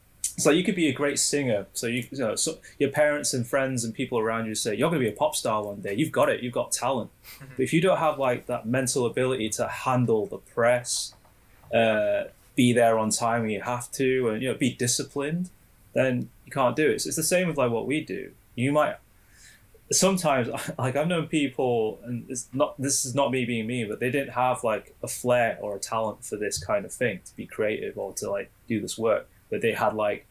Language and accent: English; Sheffield, Yorkshire and the Humber, United Kingdom; my hometown, Sheffield